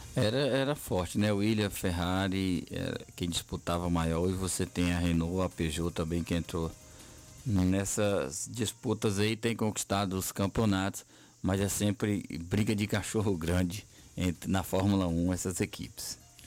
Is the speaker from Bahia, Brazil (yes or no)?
yes; Bahia, Brazil; Nós, como nordestinos, como baianos